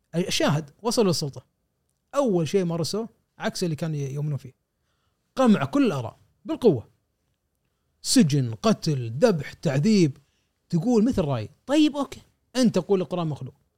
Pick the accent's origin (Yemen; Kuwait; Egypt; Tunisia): Kuwait; عندنا في الكويت